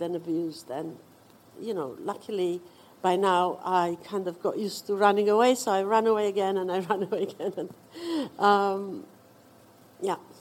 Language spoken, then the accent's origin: English; Romania; moved away as an adult; now in United Kingdom; I was born in Romania